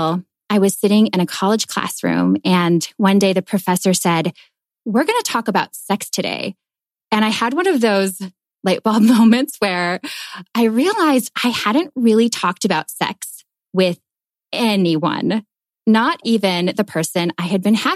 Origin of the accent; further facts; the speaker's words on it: Minnesota, United States; moved away as an adult; also born or lived in New York / Paris; I'm originally from Minnesota, and I moved to New York and then to Paris after high school.